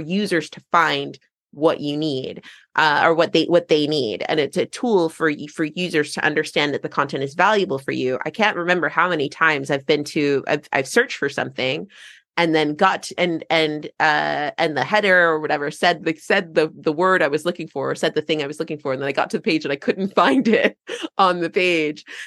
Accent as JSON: {"language": "English", "country": "United States", "moved": "yes", "lives_now": "England", "said": "I'm American and living in England"}